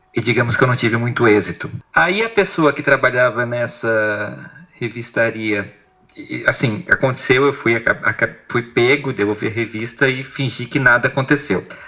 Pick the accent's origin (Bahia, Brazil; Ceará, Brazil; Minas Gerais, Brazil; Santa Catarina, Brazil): Santa Catarina, Brazil; Blumenau; moved away as an adult; E eu sou de Blumenau, Santa Catarina